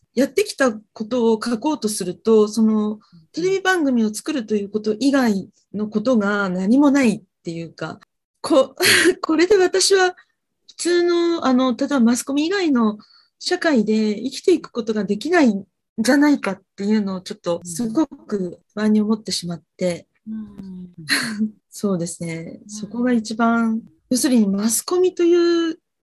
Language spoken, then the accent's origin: Japanese; Fukuoka, Japan; now in Tokyo, Japan; 私はあの、福岡の出身なんで